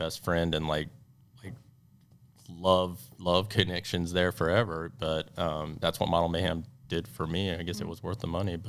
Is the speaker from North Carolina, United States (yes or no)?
no; Texas, United States; I'm from Texas, y'all